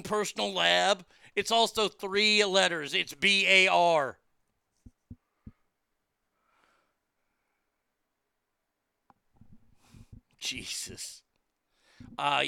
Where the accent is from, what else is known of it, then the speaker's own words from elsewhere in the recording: the South, United States; I'm from the South and don't eat okra